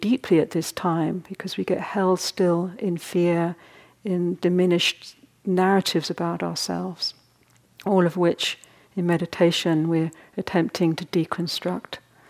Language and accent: English; United Kingdom; partly because I was in Britain a lot, but we don't really talk about we're all very repressed over there.